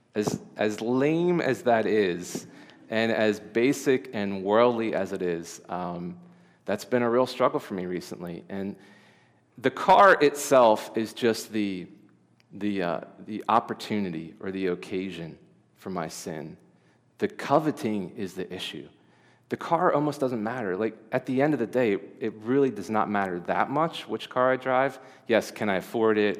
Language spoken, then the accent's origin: English; Delaware, United States; I was born in Delaware. I've lived in Delaware my whole life.